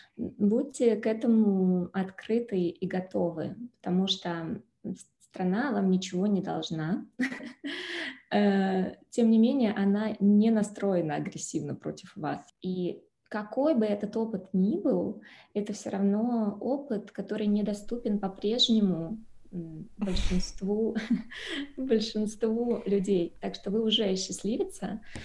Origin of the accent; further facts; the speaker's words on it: Moscow, Russia; moved away as an adult; now in Lugano, Switzerland; Родилась в Москве и жила в Москве